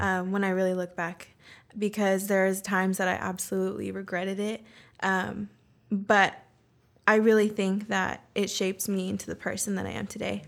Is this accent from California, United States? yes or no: yes; Roseville, California, United States; first language Spanish; English is a second language; also born or lived in San Diego / Bay Area; now in Sacramento, United States; I was born in San Diego, mm-hmm. but we moved um, to the Bay Area when I was um, a kid, and then from there we moved to Roseville